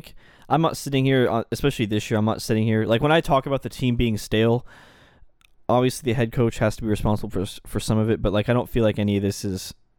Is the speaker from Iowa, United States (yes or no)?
no; Michigan, United States; I'm from Michigan